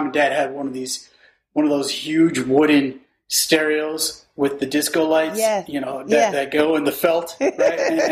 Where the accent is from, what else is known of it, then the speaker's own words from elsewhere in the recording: Elgin, Illinois, United States; I grew up in Elgin